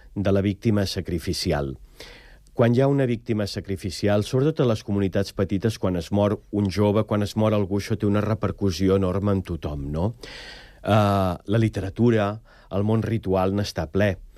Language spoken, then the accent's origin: Catalan; Prats de Lluçanès, Catalonia, Spain; un poble que podria ser el meu, Prats de Lluçanès